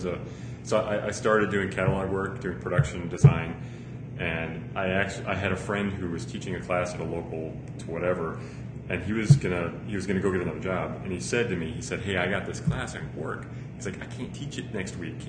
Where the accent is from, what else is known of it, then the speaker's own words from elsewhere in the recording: Chicago, Illinois, United States; I grew up in Chicago